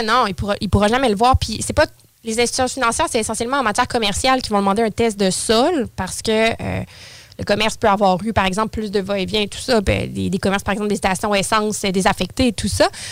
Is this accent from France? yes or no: no; Saint-Apollinaire, Quebec, Canada; now in Lévis, Canada; J'ai toujours été sur la rive sud, originaire de Saint-Apollinaire. Et là, maintenant, euh, depuis les 15 dernières années, je suis de Lévis